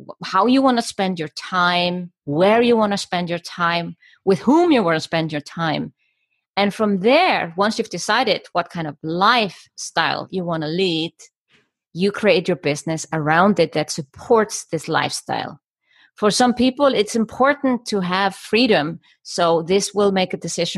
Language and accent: English; Iceland; moved away as an adult; also born or lived in Germany; now in Switzerland; I am Icelandic and I come from Iceland. And I moved to Germany 20 years old to study architecture